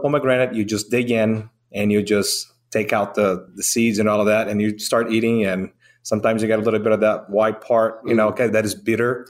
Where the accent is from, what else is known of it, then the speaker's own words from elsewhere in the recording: Brazil; now in Georgia, United States; I'm from Brazil.